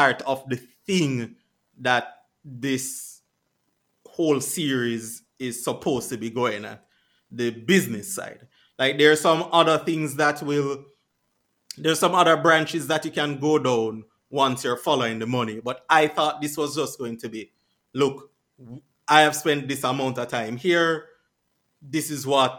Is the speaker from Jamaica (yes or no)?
yes; Jamaica; I've lived there all my life